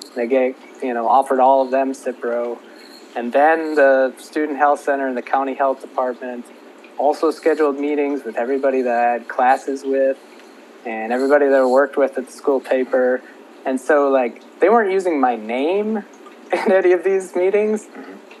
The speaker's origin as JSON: {"language": "English", "region": "Minnesota", "country": "United States", "tie": "born or raised there", "also_born_or_lived": "Kansas", "moved": "as an adult", "said": "I grew up in Minnesota and then I went to the University of Kansas for college"}